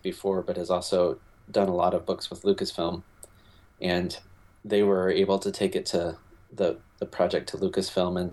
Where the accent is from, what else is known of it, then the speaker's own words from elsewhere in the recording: Michigan, United States; I grew up in Michigan